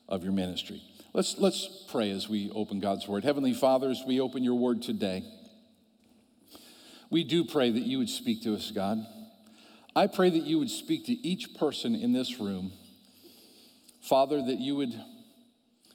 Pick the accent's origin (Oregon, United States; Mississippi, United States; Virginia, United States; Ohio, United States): Ohio, United States; I'm from Ohio.